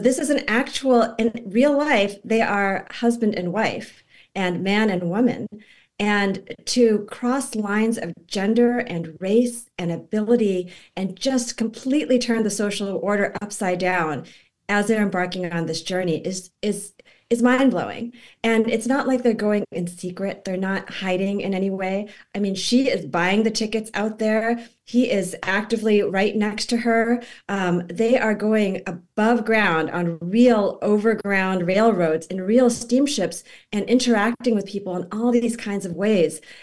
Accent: Boston, Massachusetts, United States; it's in Boston, it's in my hometown

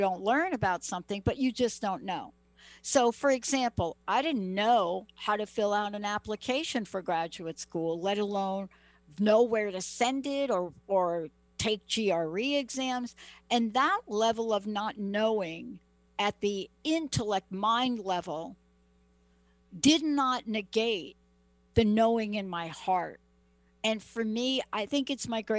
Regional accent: New York, United States; moved away as an adult; also born or lived in Seattle; I'm from New York

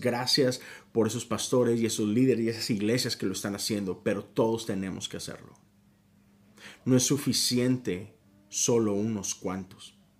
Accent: Mexico; México, que es mi país de origen

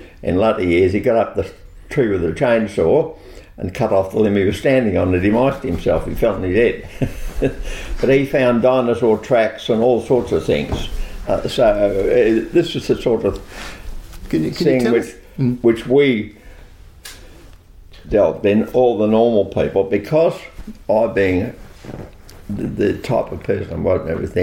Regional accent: Gippsland, Victoria, Australia; I grew up on the Snow River, that real Banjo Patterson attitude

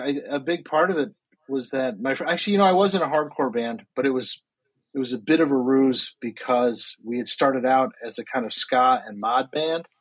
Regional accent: Rochester, New York, United States; moved away as an adult; also born or lived in Maryland; now in Brooklyn, United States; I'm from Rochester, New York originally

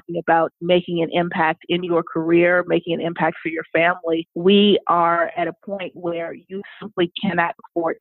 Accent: Los Angeles, California, United States; moved away as an adult; also born or lived in New York; now in Washington, D.C. area, United States; I'm originally from Los Angeles, and I moved to the East Coast to work in advertising

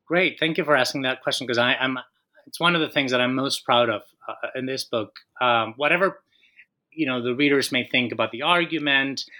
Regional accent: Colombia; moved away as an adult; also born or lived in Minnesota; I am Colombian. I was born and raised in Colombia

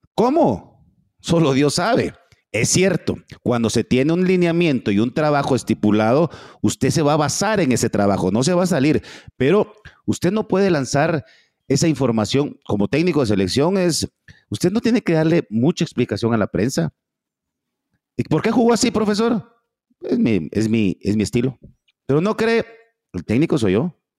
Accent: Guatemala

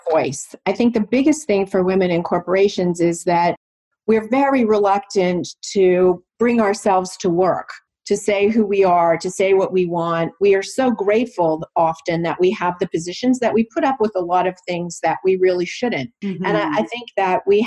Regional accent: Toronto, Ontario, Canada; now in New Jersey, United States; I was born and raised in Toronto, Canada, and now I live in New Jersey.

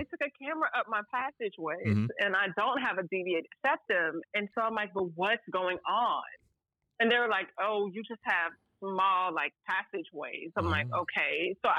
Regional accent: St. Louis, Missouri, United States; accent: country twang; moved away as an adult; now in Los Angeles, United States; I am originally from St. Louis, so you get a little bit of the country twang.

